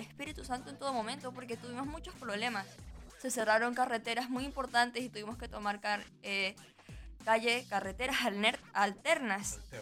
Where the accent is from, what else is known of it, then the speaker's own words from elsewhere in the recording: Venezuela; also born or lived in Margarita Island; now in Chile; tu país, de donde tú vienes